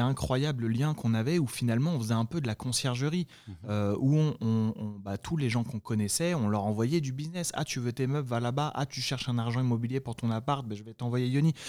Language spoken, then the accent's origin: French; France; now in United States; nous, on, en tant que Français